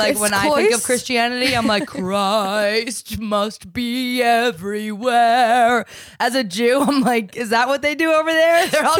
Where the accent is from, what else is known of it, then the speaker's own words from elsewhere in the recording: New Jersey, United States; I'm from New Jersey.